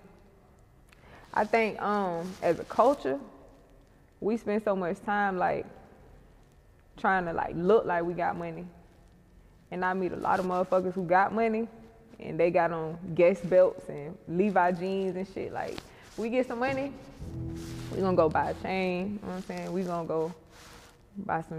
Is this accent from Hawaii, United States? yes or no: no; Jacksonville, Florida, United States; also born or lived in Atlanta, Georgia; From the east side, from 11th Street